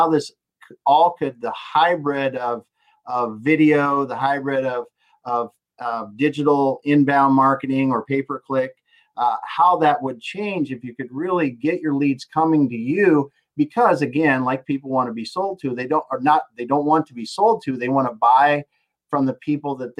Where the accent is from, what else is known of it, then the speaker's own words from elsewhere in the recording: the Dakotas, United States; here I am from the Dakotas